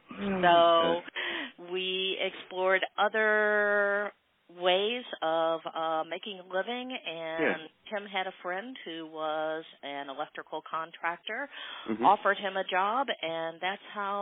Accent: St. Louis, Missouri, United States; I am born and raised in St. Louis, Missouri.

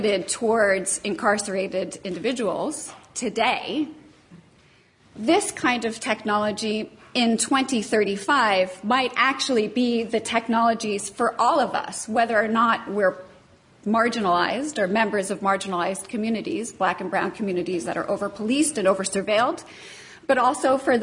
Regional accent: United States; I come from the United States.

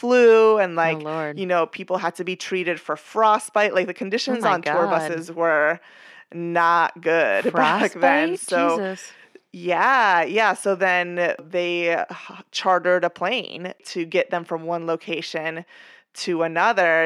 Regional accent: Venezuela; as a kid growing up in Venezuela

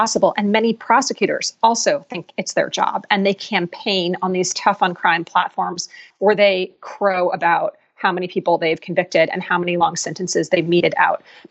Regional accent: Philadelphia, Pennsylvania, United States; Philadelphia, which is my hometown

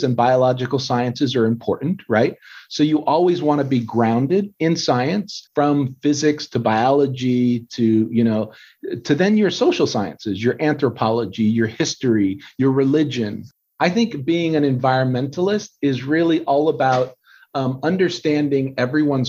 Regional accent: Southern California, United States; I was born and raised in Southern California

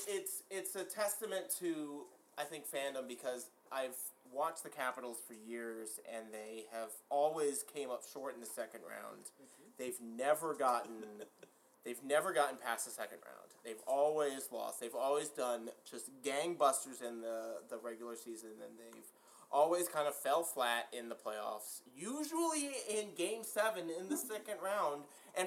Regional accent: Fredericksburg, Virginia, United States; Where I was born and raised was in Fredericksburg, which is an hour south of D.C.

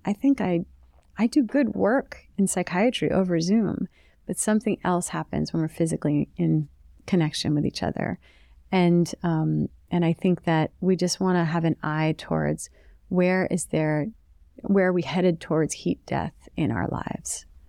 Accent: the New York area, United States; I grew up in the New York area in the eighties and nineties.

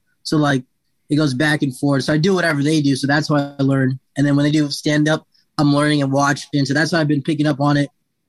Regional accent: Tucson, Arizona, United States; I'm from the hood, you know. Got some gangsters out here, Tucson, Arizona.

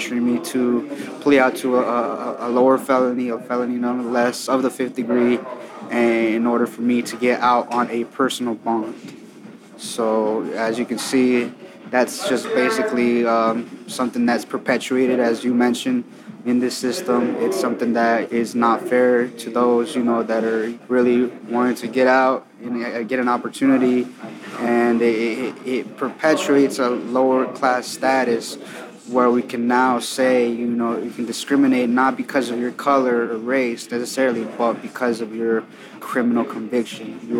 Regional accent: California, United States; now in Ohio, United States; I grew up in California

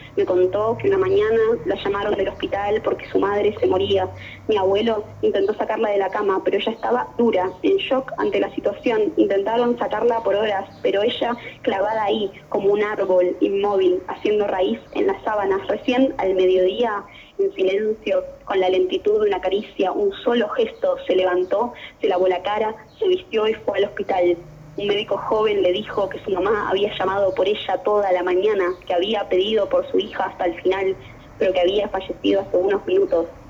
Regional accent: Temperley, Buenos Aires Province, Argentina; Yo soy de Temberley

